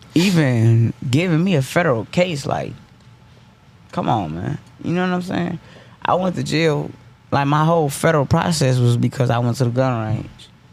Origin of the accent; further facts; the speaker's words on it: Detroit, Michigan, United States; now in Atlanta, United States; I'm in Atlanta. I'm from Detroit